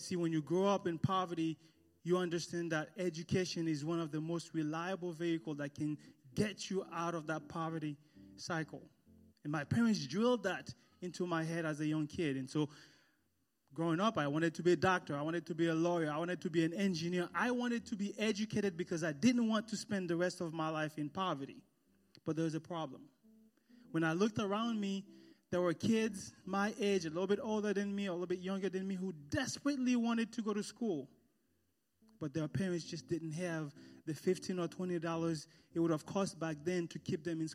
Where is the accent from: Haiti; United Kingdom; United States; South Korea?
Haiti; I was born and raised in a small village on the countryside of Haiti.